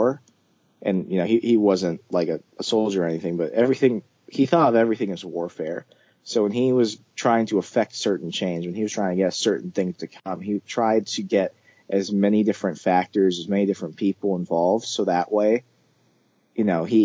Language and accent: English; Arizona, United States; first language English; English is my only language, ma'am. I'm from Arizona. I was born in America.